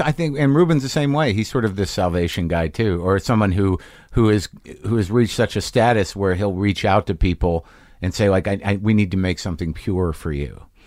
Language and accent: English; New Mexico, United States; moved away; I grew up in New Mexico